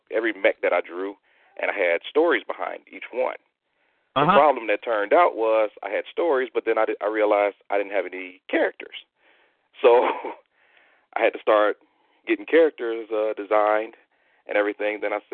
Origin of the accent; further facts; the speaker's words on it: Detroit, Michigan, United States; Pretty much like, where did I grow up? It was when I first remember, I know we were on the border of a city called Hamtramck.